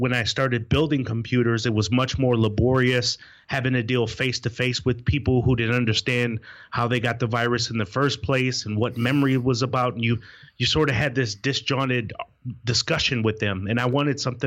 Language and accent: English; Wisconsin, United States; moved away as an adult; now in Raleigh, United States; It's where I was born and raised in Wisconsin